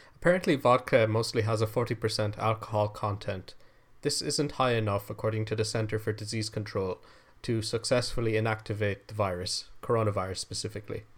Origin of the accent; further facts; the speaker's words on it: Ireland; I am Irish